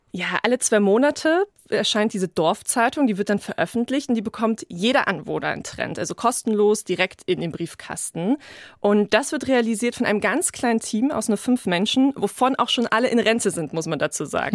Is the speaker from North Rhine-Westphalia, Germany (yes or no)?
no; Berlin, Germany; ich bin in Berlin geboren und habe da auch sehr lange gelebt.